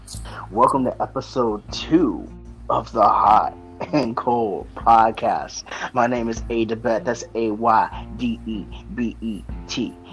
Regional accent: New York, United States; born there; now in Florida, United States; the reason why it's cold is because I was born in New York. Right now I reside in Florida.

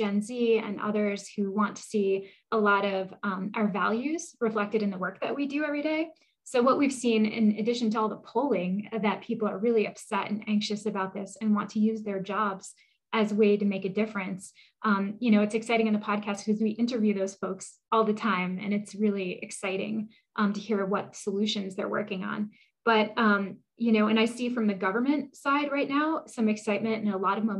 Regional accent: New Hampshire, United States; I grew up in New Hampshire on a dirt road.

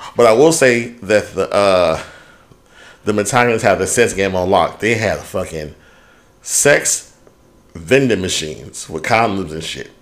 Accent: United States; I'm being American

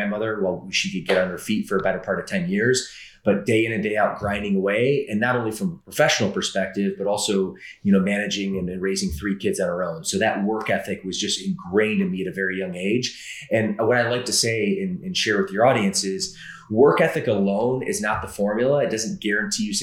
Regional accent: Midwest, United States; also born or lived in Atlanta, Georgia; I typically say I'm from the Midwest. It would be true in the sense I spent 12 years there, but actually my first 10 years of life, I spent in a suburb of Atlanta, Georgia

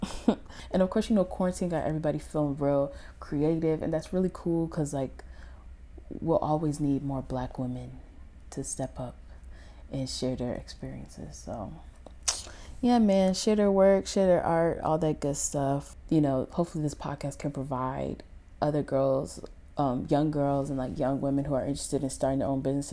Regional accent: Connecticut, United States; I'm a photographer, and I'm from Connecticut

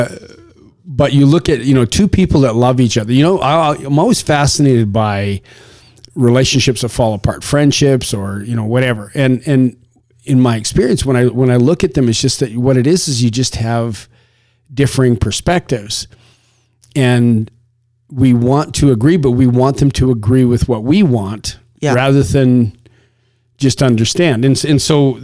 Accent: Canada; now in United States; I'm Canadian originally

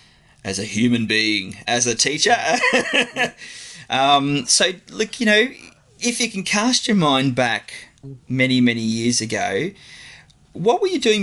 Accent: Bendigo, Victoria, Australia; I'm a Bendigo man.

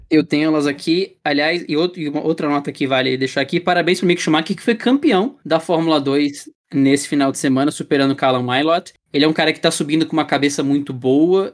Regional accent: Brazil; a gente, como brasileiro, tem.

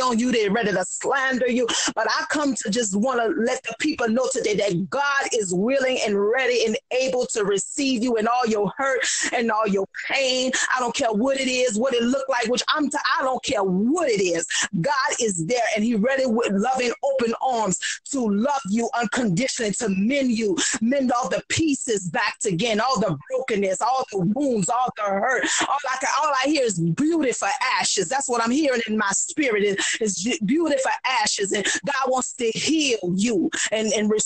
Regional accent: New Orleans, Louisiana, United States; now in Harvey, United States; born and raised in New Orleans

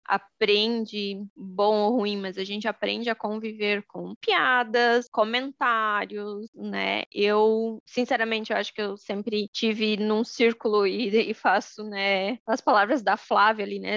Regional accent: Joinville, Santa Catarina, Brazil; eu sou de, de Joinville, Santa Catarina

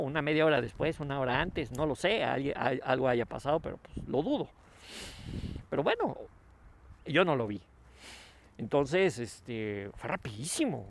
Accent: Mexico; como mexicanos

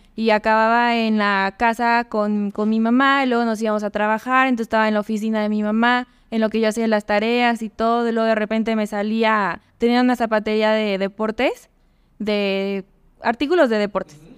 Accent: Tehuacán, Puebla, Mexico; moved away as an adult; now in León, Mexico; Yo nací en Tehuacán, Puebla. Es una ciudad pequeña que está cerca de, de Puebla

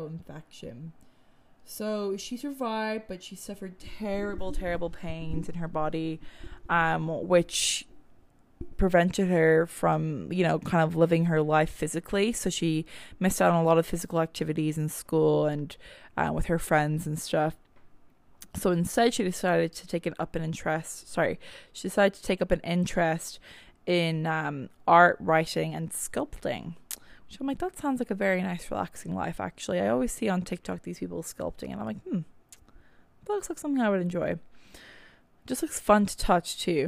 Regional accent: Ireland; now in Canada; I'm Irish

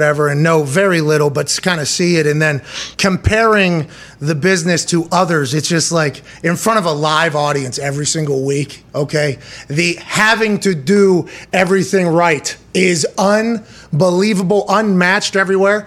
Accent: Pittsburgh, Pennsylvania, United States; I'm from Pittsburgh

